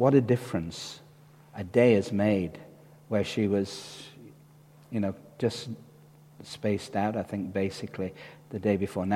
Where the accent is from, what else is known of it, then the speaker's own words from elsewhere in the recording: Dewsbury, Yorkshire and the Humber, United Kingdom; where do you come from? We used to say, well, Dewsbury